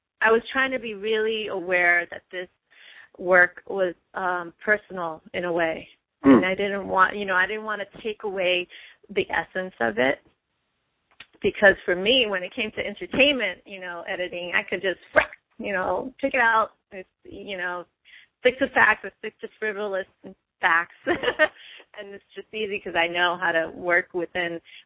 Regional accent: New York, United States; I'm from New York

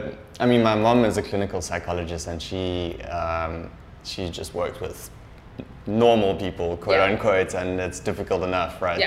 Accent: Durban, KwaZulu-Natal, South Africa; moved away as an adult; also born or lived in Cape Town / South Korea; now in Vietnam; I grew up in Durban, but then I moved to Cape Town to study.

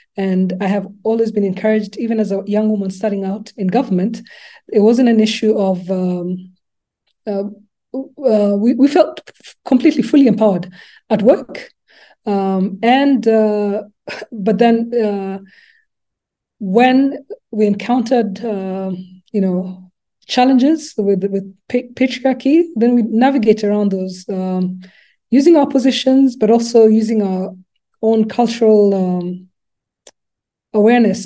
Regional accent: Nairobi, Kenya; English is a second language; moved away as an adult; also born or lived in Lubumbashi, DRC / Canada; now in Rwanda; I grew up, went to uh, primary school and secondary school in Nairobi

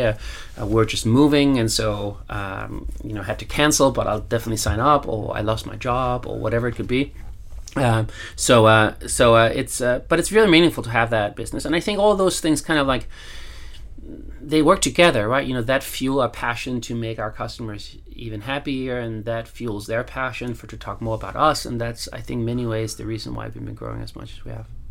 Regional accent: Copenhagen, Capital Region of Denmark, Denmark; I'm from Copenhagen

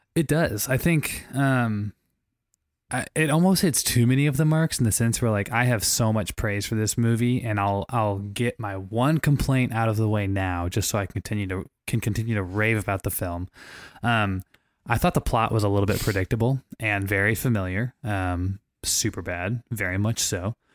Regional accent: St. Louis, Missouri, United States; moved away; I'm from Saint Louis, Missouri, every time we were back in Saint Louis

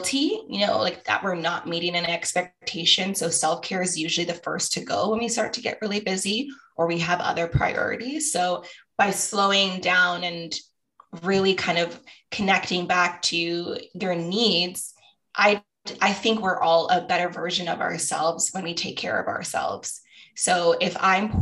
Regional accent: Toronto, Ontario, Canada; I grew up in Scarborough

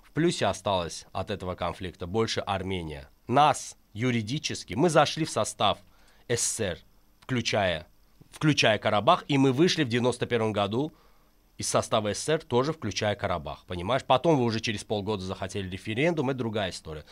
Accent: Azerbaijan; я азербайджанец из Азербайджана, который любит свою родину и живет тут

